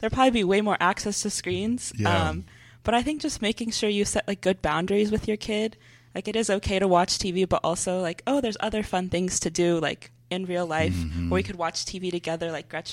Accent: Houston, Texas, United States; born or raised there; also born or lived in San Jose, California

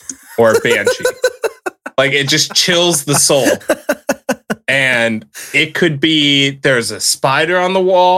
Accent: the South, United States; I grew up in the South

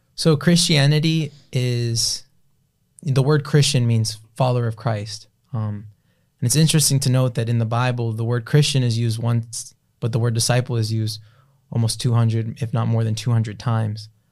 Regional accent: Broward County, Florida, United States; also born or lived in South Miami, Florida / Palm Beach County, Florida; Moved out of there as a toddler into Broward County

